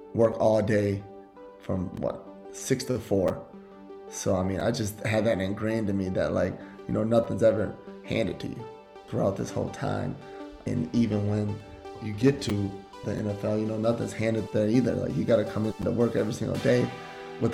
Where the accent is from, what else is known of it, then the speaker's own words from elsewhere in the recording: St. Paul, Minnesota, United States; I'm from St. Paul, Minnesota, born and raised